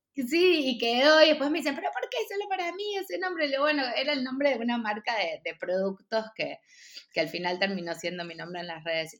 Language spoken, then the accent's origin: Spanish; Buenos Aires, Argentina; moved away as an adult; also born or lived in San Isidro / Mexico; nací en Buenos Aires, mm. em, en San Isidro. Después mis papás se separaron cuando yo era muy chiquita y me fui a vivir a Belgrano con mi mamá